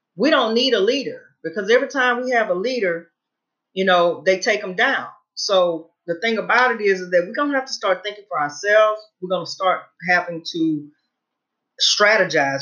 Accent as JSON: {"language": "English", "region": "Louisiana", "country": "United States", "said": "I'm originally from Louisiana"}